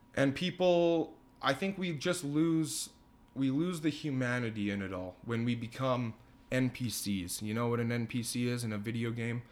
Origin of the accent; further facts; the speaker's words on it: Leduc, Alberta, Canada; I'm a lifelong Ledoux resident